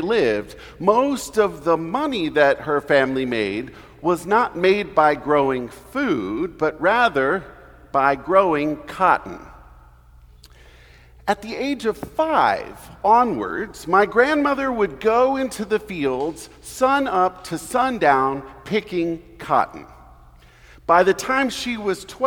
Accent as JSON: {"language": "English", "town": "Houston", "region": "Texas", "country": "United States", "moved": "yes", "said": "I am originally from Houston"}